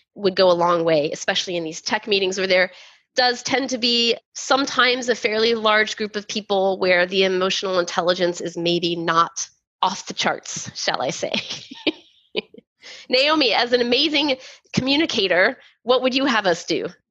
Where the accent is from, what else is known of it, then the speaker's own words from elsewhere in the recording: Texas, United States; growing up in Texas in the 80s